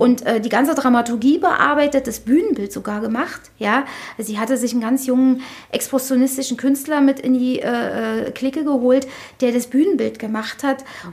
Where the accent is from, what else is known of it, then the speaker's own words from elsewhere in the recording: Berlin, Germany; also born or lived in Lichterfelde, Berlin; ich bin ja hier in Friedrichshain geboren worden und habe meine ersten Lebens- und Jugendjahre, also ich glaube, bis ich 17 oder 16 war, habe ich in der Boxhagener Straße hier gleich um die Ecke gewohnt